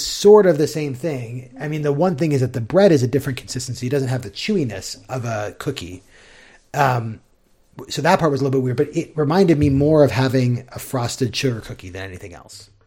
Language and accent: English; United States; as an American